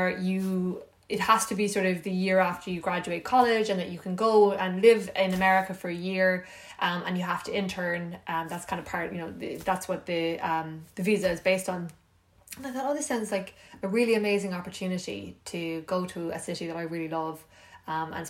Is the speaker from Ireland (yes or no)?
yes; Ireland; moved away as an adult; also born or lived in New York; I was from Ireland